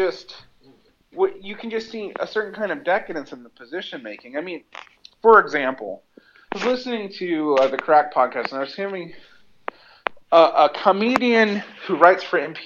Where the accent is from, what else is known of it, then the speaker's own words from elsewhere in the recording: Macon, Georgia, United States; moved away as an adult; now in Egypt; I come from Macon, Georgia